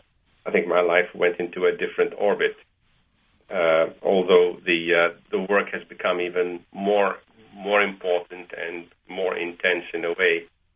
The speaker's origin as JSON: {"language": "English", "country": "Malaysia", "tie": "born or raised there", "also_born_or_lived": "Egypt", "moved": "yes", "lives_now": "United States", "said": "I didn't have Jewish friends until I came to America, because I grew up in Malaysia and in Egypt"}